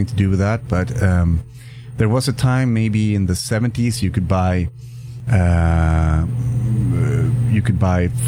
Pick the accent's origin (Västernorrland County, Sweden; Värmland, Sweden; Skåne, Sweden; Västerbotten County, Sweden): Västerbotten County, Sweden; Umeå; I come from Umeå. It's a town about 120,000 people